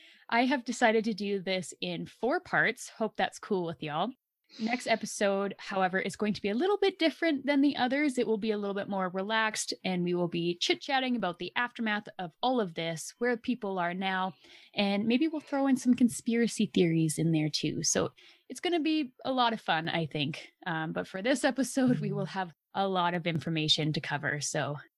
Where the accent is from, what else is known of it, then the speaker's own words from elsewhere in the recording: Canada; One time while traveling internationally, I told a couple I was from Canada, and right away they assumed that I lived in an igloo in my lifetime.